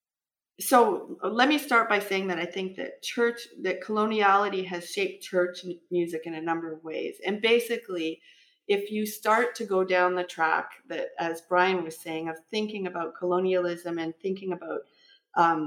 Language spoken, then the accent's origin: English; Canada; I'm Canadian and I'm of European descent